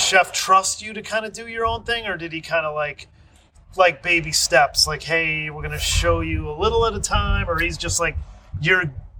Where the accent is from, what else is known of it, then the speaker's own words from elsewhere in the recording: Michigan, United States; I'm from Michigan